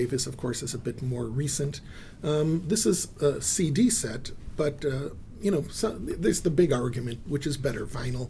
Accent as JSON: {"language": "English", "country": "Israel", "tie": "born or raised there", "said": "I was born in Israel"}